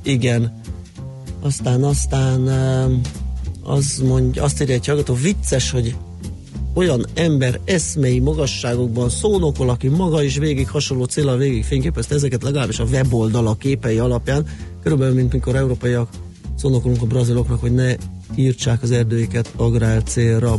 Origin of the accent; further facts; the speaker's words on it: Budapest, Hungary; aki a belvárosban nőttem fel